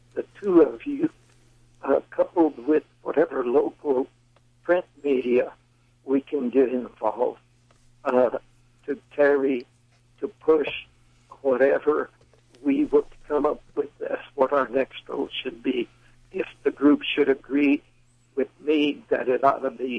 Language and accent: English; Sealy, Texas, United States; also born or lived in Houston, Texas; I was born in Sealy, Texas